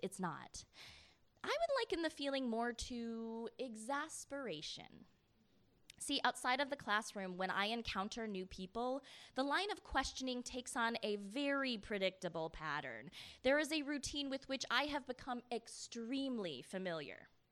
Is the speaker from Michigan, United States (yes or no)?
yes; Michigan, United States; I grew up in Michigan